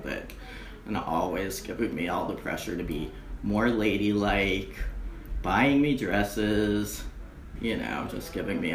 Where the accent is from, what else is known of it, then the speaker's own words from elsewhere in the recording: Boston, Massachusetts, United States; moved away as an adult; now in New York City, United States; I'm from Boston. Born in the Boston Lying In, where half everybody from Boston was born at that time, in 1965.